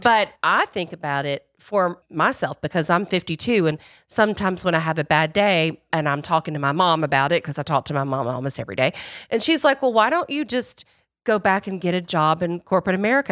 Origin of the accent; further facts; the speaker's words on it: the rural South, United States; I grew up in the Royal South, and I grew up in a racist community.